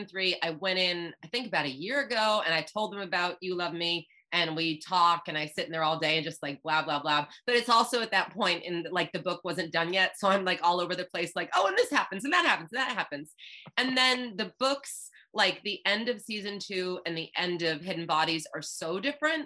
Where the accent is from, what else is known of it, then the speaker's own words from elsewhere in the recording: Cape Cod, Massachusetts, United States; I'm from Cape Cod